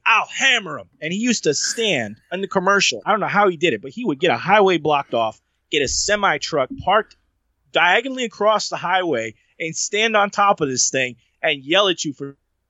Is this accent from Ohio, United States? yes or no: yes; Ohio, United States; I grew up in Ohio on tacos like that. It was taco night at the house.